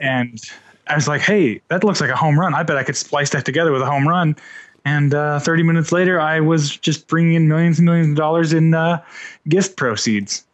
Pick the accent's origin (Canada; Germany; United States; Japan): United States; Panama City, Florida; also born or lived in Indiana; I was born in Indiana, grew up watching W G N here in Panama City